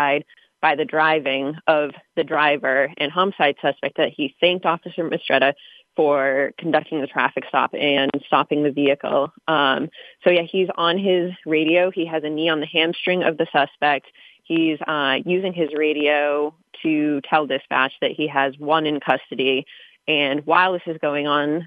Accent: Massachusetts, United States; moved away; also born or lived in Montana; I grew up in Massachusetts.

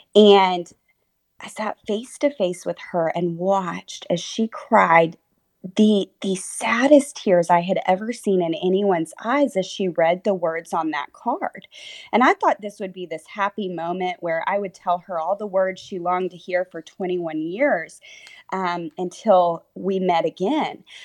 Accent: Texas, United States; born or raised there; also born or lived in Oklahoma

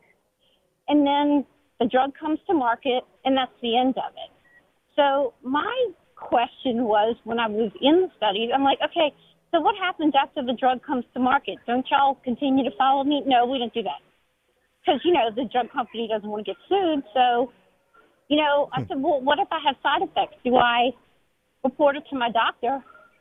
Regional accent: New Orleans, Louisiana, United States; I'm from New Orleans

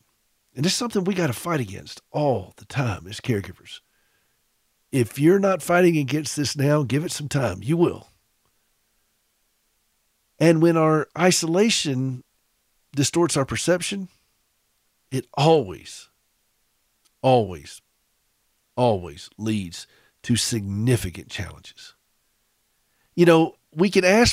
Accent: Southern, United States; accent: Southern; my Southern accent

